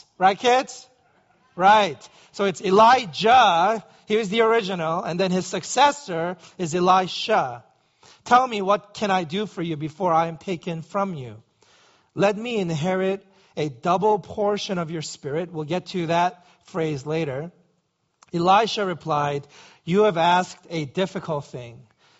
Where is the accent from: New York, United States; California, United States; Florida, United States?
New York, United States; New York City; growing up in New York City, walking was a necessary evil.